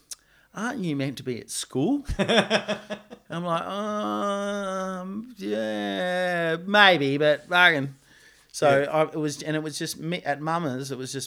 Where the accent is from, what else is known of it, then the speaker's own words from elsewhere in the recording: Dunsborough, Western Australia, Australia; We were so lucky. My dad had good mates on Yallingup Hill that like we used to pretty much live.